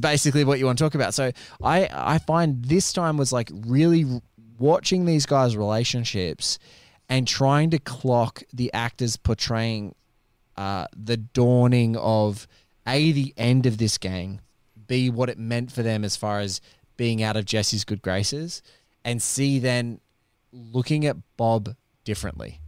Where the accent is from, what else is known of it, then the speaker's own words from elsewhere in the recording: Australia; as an Aussie